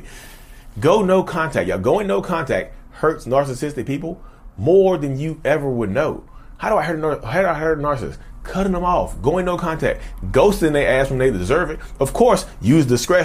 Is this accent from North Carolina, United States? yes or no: yes; Reidsville, North Carolina, United States; I'm from North Carolina. Reedsville, North Carolina